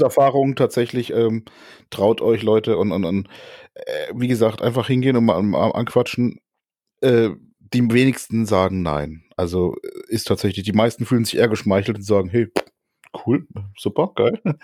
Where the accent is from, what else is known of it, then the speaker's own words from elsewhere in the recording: Germany; hier bei uns in Deutschland